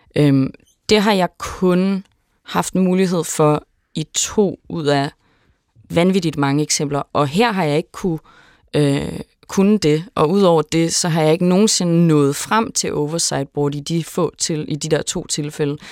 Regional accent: Denmark; som dansker

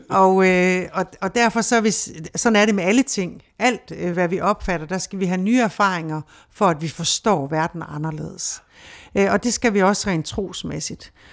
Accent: Denmark

